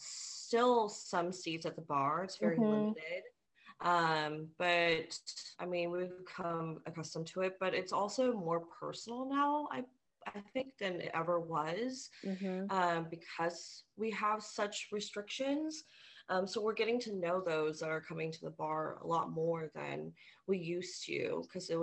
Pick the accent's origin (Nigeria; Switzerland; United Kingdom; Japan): Japan; now in Kansas City, United States; I grew up in Japan, and my mother worked in restaurants